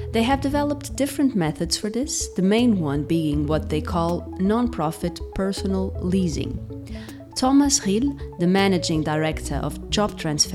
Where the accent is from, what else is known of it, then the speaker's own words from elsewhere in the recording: Portugal; So here in Portugal